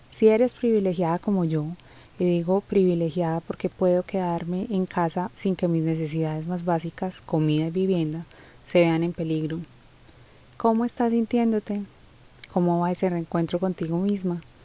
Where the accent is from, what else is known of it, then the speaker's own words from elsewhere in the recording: Colombia; como decimos en mi país, guadua